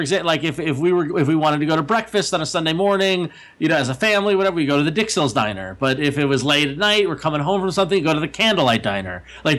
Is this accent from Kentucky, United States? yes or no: no; Long Island, New York, United States; I grew up on Long Island.